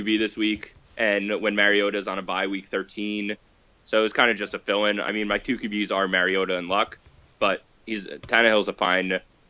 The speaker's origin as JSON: {"language": "English", "region": "New Jersey", "country": "United States", "said": "because I'm from Jersey and I was only an hour 15 out of Philly"}